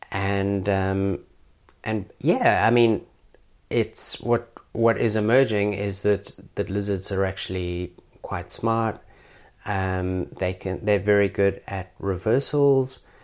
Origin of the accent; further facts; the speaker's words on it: South Africa; now in Australia; I'm obviously originally from South Africa. Every Australian is pretty good at um, picking my accent.